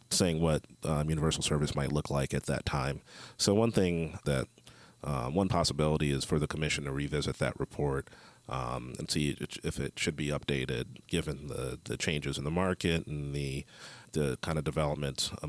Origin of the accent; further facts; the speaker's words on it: Columbus, Ohio, United States; also born or lived in St. Louis, United States / Joplin, United States; I am from Columbus, Ohio. And you know, the great thing about uh, being from the Midwest, um, I've had experience in both urban and rural areas and semi-rural.